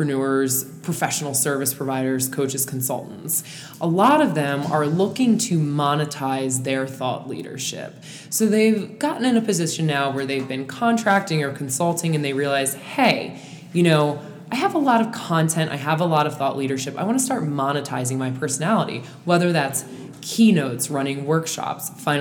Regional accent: Calvert County, Southern Maryland, United States; we are from Southern Maryland, Calvert County, Maryland, which is the smallest, literally the smallest county in Maryland

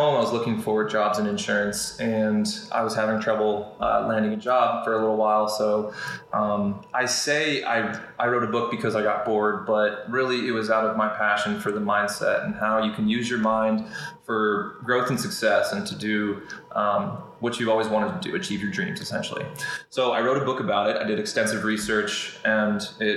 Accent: Georgia, United States; also born or lived in Kentucky; I was born and raised here in Georgia

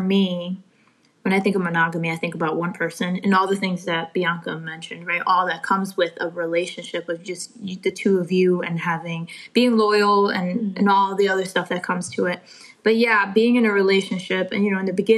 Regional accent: Connecticut, United States; moved away as an adult; now in Charlotte, United States; I'm originally from Connecticut

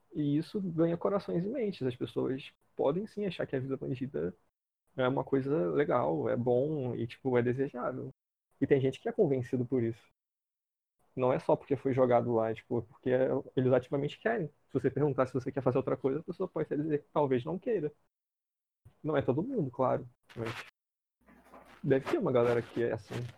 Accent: Rio de Janeiro, Brazil; eu venho de Bangu

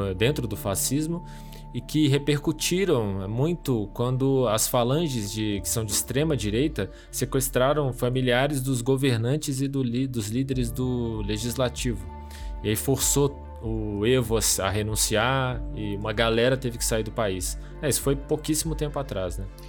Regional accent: Minas Gerais, Brazil; como bons mineiros

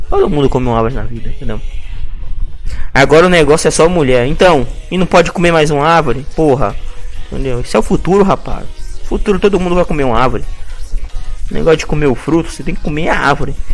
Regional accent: Porto Alegre, Rio Grande do Sul, Brazil; esse é por os vacilão. Eu sou de Porto Alegre, a mulherada me adora.

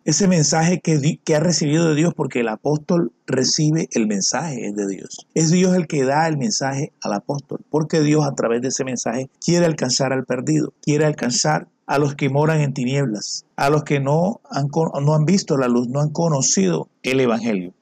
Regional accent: Colombia; yo soy colombiano, de nacionalidad colombiana, vivo en Latinoamérica

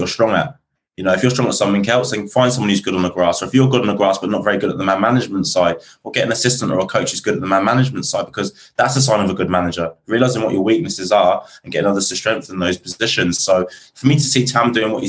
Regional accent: Reading, South East England, United Kingdom; moved away; Reading, which is my hometown.

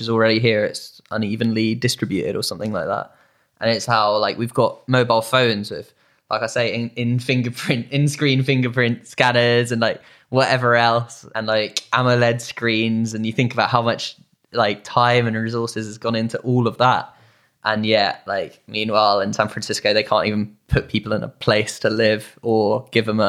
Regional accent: United Kingdom; We're British.

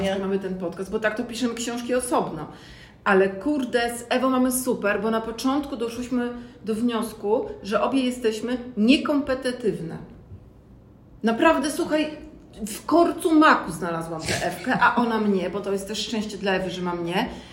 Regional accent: Gdańsk, Pomeranian Voivodeship, Poland; Ja w końcu jestem z Gdańska

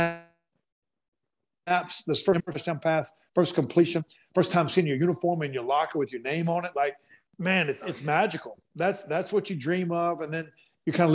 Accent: North Carolina, United States; moved away; my hometown in North Carolina

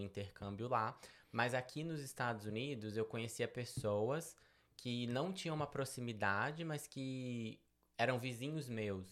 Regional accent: Belo Horizonte, Minas Gerais, Brazil; moved away as an adult; also born or lived in Betim; now in United States; Eu sou natural de Belo Horizonte, nasci em Belo Horizonte.

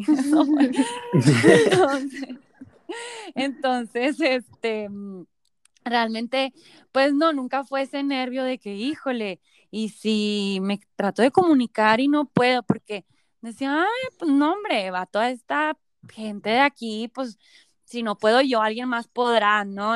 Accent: Mexico; also born or lived in Florence, Italy; un grupo súper grande de mexicanos

